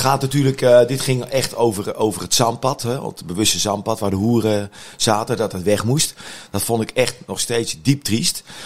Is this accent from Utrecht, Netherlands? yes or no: yes; Utrecht, Netherlands; als Utrechter